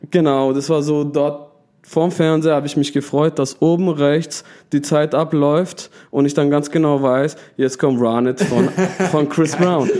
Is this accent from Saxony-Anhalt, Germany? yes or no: no; Pforzheim, Baden-Württemberg, Germany; Ich komme aus der Oststadt.